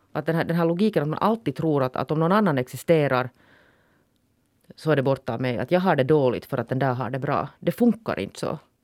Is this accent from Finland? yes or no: yes; Finland; nu är jag ju finländare mer än vad jag är svensk